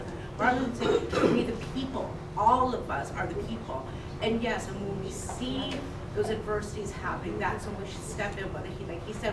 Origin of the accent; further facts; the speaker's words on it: Texas, United States; I grew up in Texas